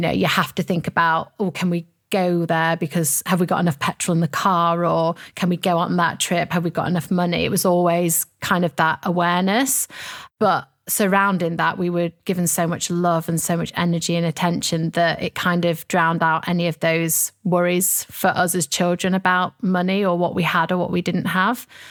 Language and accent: English; Sheffield, Yorkshire and the Humber, United Kingdom; I have lots of fond memories of growing up in Sheffield.